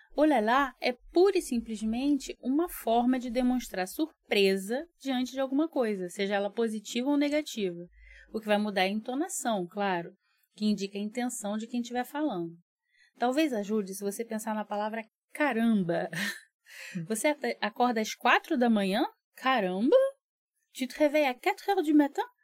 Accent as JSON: {"language": "Portuguese", "country": "Brazil", "also_born_or_lived": "Rio de Janeiro", "said": "eu digo que sou brasileira, que moro no Rio"}